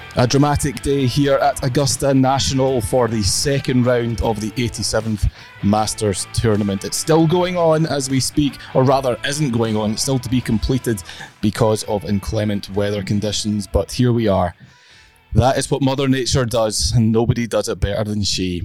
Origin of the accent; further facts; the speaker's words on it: Scotland, United Kingdom; I'm a Scot